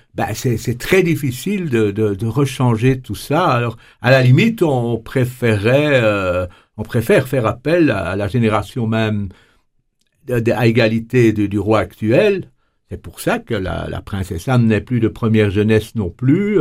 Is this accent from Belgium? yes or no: yes; Belgium; chez nous en Belgique